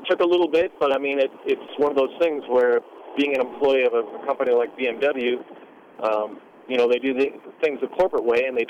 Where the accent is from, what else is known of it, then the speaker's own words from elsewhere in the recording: Saskatchewan, Canada; I'm from Saskatchewan, right in the middle, basically right above North Dakota, Montana.